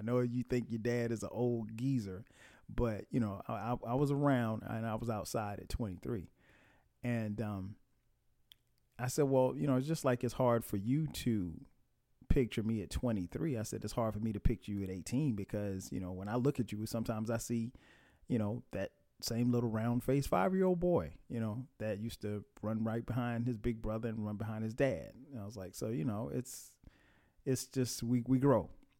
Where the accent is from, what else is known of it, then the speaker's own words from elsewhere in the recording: Florence, South Carolina, United States; I grew up in Florence, South Carolina. And Florence isn't a big place. I mean, maybe 70, 80,000 people maybe at this time.